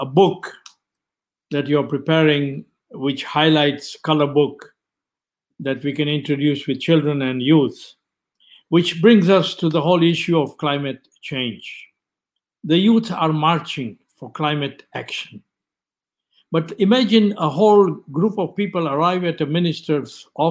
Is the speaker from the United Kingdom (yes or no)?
no; Kenya; moved away as an adult; I was born and brought up in Kenya